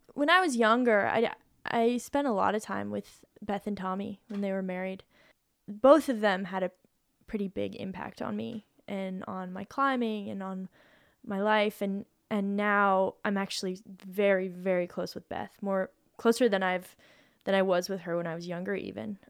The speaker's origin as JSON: {"language": "English", "town": "Boulder", "region": "Colorado", "country": "United States", "tie": "born or raised there", "moved": "as an adult", "said": "I moved away from Boulder"}